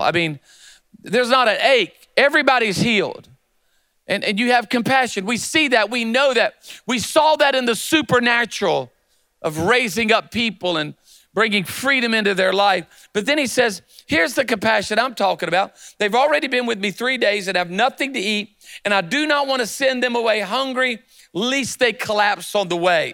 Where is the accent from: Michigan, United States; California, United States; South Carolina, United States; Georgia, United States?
South Carolina, United States; Myrtle Beach; moved away as an adult; also born or lived in Charlotte, North Carolina / Louisiana; now in Birmingham, United States; I was born in Charlotte but raised in Myrtle Beach, South Carolina